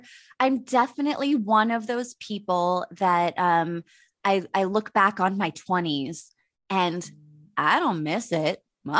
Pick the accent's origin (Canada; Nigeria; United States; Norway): United States; Pittsburgh, Pennsylvania; I'm 39 years old. I'm from Pittsburgh.